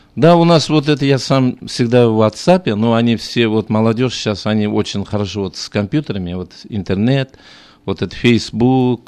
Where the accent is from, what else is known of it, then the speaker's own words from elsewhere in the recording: Zhambyl Region, Kazakhstan; Russian is a second language; moved away as an adult; also born or lived in Moscow, Russia / Almaty, Kazakhstan; now in Sacramento, United States; Я сам э, родился в Джамбульской области, потом уехал учиться в Москву